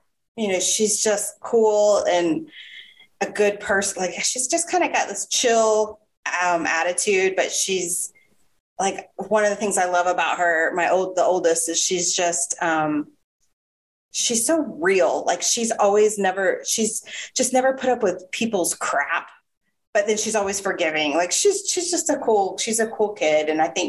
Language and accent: English; Jacksonville, Florida, United States; also born or lived in Northern Virginia; I am from Florida. I'm from Jacksonville